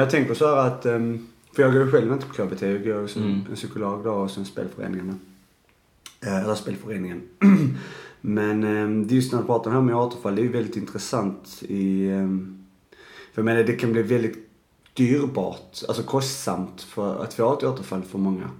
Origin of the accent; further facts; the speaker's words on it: Arlöv, Skåne, Sweden; jag kommer ju från Arlöv